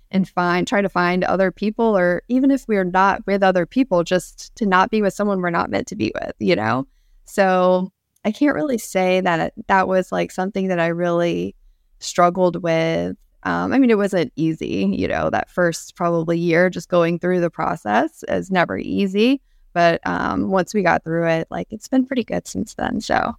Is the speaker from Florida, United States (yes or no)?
yes; Central Florida, United States; I grew up in Central Florida